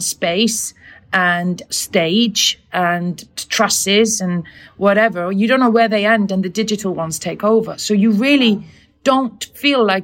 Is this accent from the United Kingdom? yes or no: no; Iceland; I come from Iceland